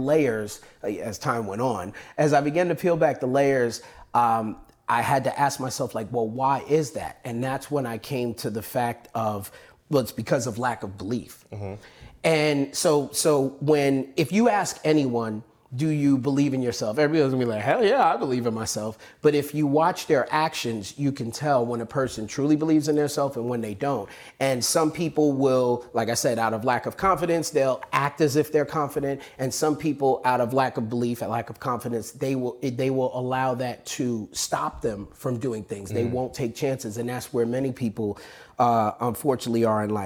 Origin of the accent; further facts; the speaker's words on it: New York, United States; I grew up in New York, and it was very fast-paced.